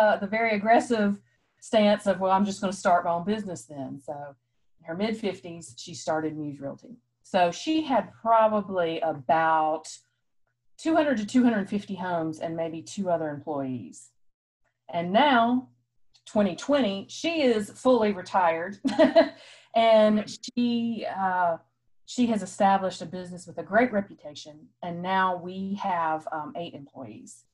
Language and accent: English; Rock Hill, South Carolina, United States; also born or lived in Columbia, South Carolina; now in Fort Mill, United States; move back to my hometown of Rock Hill